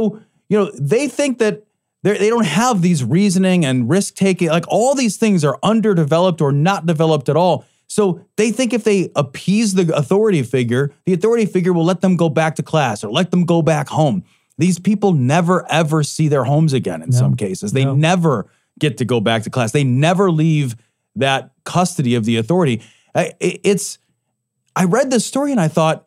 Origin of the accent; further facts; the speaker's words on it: Chicago, Illinois, United States; I was a kid from Chicago.